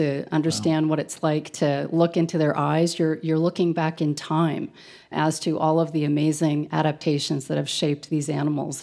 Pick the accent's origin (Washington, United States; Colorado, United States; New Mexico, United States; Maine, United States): Colorado, United States; I grew up here in Colorado